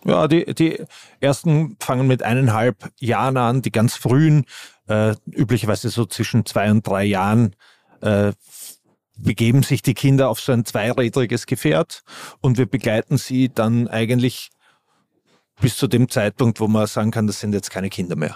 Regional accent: Vienna, Austria; Ich bin Wiener

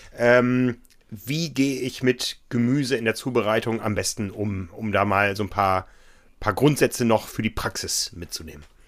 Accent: Northern Germany, Germany; In meiner Heimat gab es immer viel Grünkohl

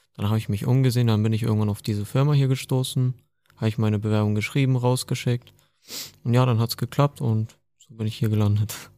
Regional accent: Hamburg, Germany; Ich komme aus Hamburg.

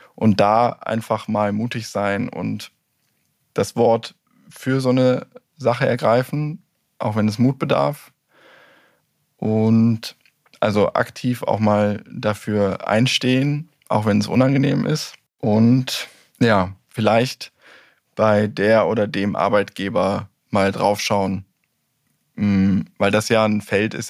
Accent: Germany; wir ja als Deutsche

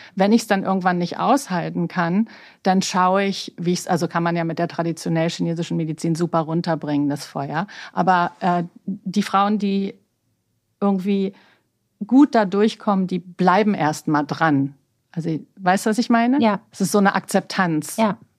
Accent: Berlin, Germany; moved away as an adult; also born or lived in New York; ich bin ja gebürtige Berlinerin, mhm. so eine richtig echte Berliner Pflanze. Mhm. Ähm, bin am Cotti groß geworden

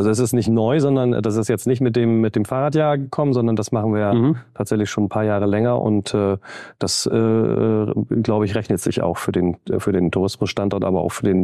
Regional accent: Bremen, Germany; Und man erkennt ja oder auch als Bremer sieht man ja immer noch mal wieder neue Ecken

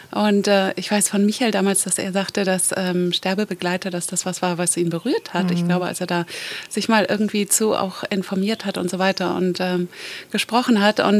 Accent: Kiel, Schleswig-Holstein, Germany; now in Mallorca, Spain; Und Kiel ist ja meine Heimat und eigentlich bin ich auf Mallorca seit zehn Jahren.

